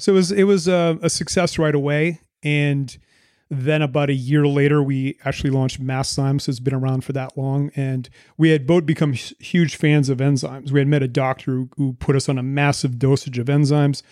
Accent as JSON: {"language": "English", "town": "Moncton", "region": "New Brunswick", "country": "Canada", "also_born_or_lived": "Vancouver", "moved": "as an adult", "said": "We're both from the East Coast of Canada, Moncton, New Brunswick."}